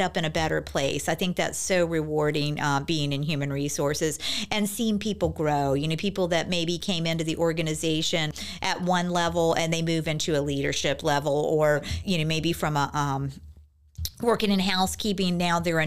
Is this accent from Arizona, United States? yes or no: no; Virginia Beach, Virginia, United States; I grew up here in Virginia Beach